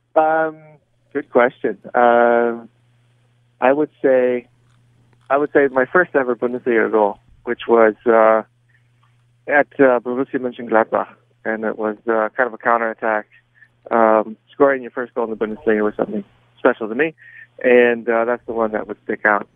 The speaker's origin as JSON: {"language": "English", "town": "San Diego", "region": "California", "country": "United States", "tie": "born or raised there", "also_born_or_lived": "Germany", "moved": "as an adult", "said": "I grew up in San Diego, which isn't far from"}